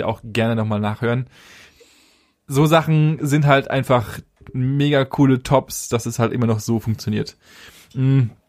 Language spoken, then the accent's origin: German; Germany; bei uns bei uns in Deutschland